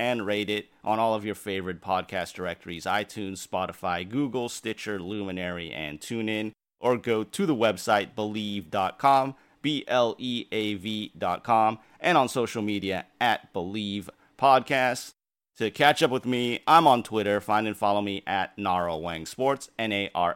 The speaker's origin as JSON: {"language": "English", "town": "Santa Cruz", "region": "California", "country": "United States", "tie": "born or raised there", "said": "I grew up in the Northern California area in Santa Cruz"}